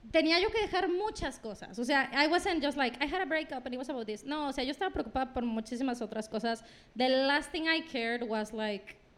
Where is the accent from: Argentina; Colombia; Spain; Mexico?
Mexico; Querétaro; hola, yo soy de Querétaro. no, pero eh, soy de Querétaro, pero voy para Mazatlán.